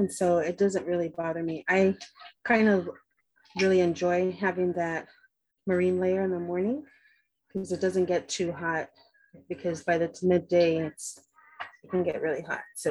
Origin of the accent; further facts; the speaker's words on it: San Pedro, California, United States; moved away as an adult; now in Fiji; I grew up in San Pedro, in Pedro, and we have, and I grew up mostly on the side of San Pedro that's the closest to the water.